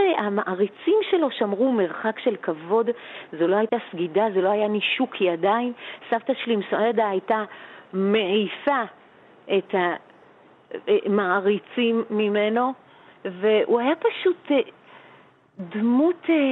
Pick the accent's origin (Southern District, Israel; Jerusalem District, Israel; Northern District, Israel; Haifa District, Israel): Jerusalem District, Israel; Jerusalem; אני גדלתי בשני יקומים מקבילים. היה אה, בית הכנסת של אבא בשכונת בית וגן